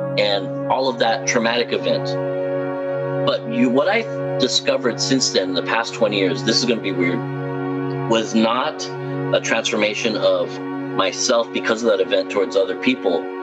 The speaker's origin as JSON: {"language": "English", "town": "Los Angeles", "region": "California", "country": "United States", "said": "maybe I'm not from the Midwest, but LA."}